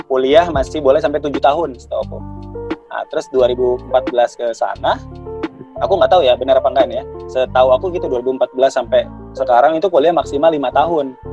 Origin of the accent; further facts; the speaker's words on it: Java, Indonesia; Kalau aku dulu uh, lumayan struggle ya, uh, terutama aku nih dari Jawa, uh